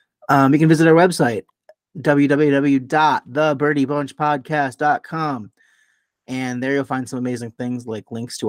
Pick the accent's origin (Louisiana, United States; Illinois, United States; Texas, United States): Illinois, United States; Chicago; being a Chicagoan